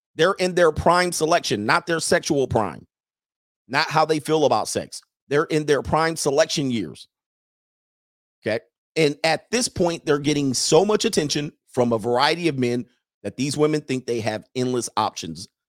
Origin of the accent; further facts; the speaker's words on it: Southern California, United States; moved away as an adult; now in Italy; I grew up in Southern California